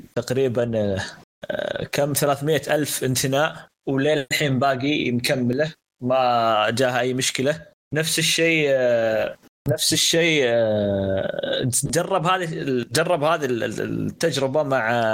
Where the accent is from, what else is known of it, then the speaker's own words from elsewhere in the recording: Saudi Arabia; عندنا في السعوديه